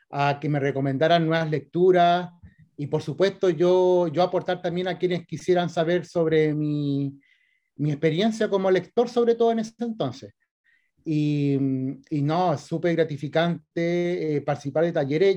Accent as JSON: {"language": "Spanish", "region": "Valparaíso", "country": "Chile", "tie": "born or raised there", "moved": "as an adult", "lives_now": "Viña del Mar, Chile", "said": "nací el 81 en Valparaíso y después me cambié para Viña, así que en realidad soy más porteño, pero está bien, como escritor viña marino porque vivo hace rato en Viña, pero, pero yo me eduqué y todo en Valparaíso."}